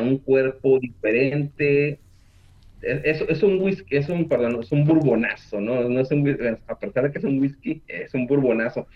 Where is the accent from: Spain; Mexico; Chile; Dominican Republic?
Mexico; moved away as an adult; now in Houston, United States; yo soy mexicano